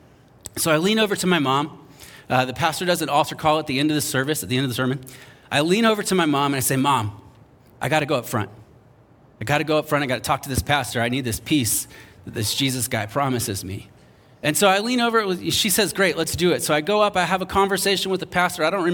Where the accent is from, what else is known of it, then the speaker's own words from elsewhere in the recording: North Charleston, South Carolina, United States; moved away; I remember growing up in North Charleston, South Carolina. If you know where that is, you're impressed that I made it out. And I grew up there